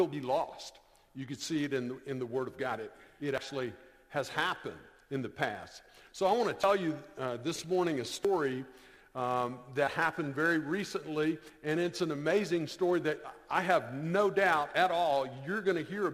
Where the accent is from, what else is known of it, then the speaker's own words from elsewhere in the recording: Florida, United States; I grew up in a non-Christian home. I'm from Florida